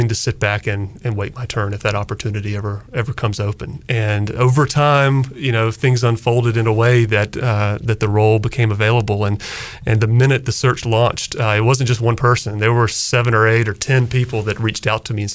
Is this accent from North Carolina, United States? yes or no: yes; Greenville, North Carolina, United States; moved away as an adult; also born or lived in Washington, D.C.; now in Greenville, United States; when I grew up in Greenville, those were the experiences that shaped who I am today. And ECU was a part of it.